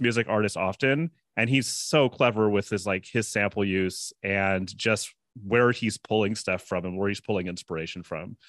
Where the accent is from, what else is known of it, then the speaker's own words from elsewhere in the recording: San Francisco, California, United States; I have a lot of personal background with Cascade 'cause I'm from San Francisco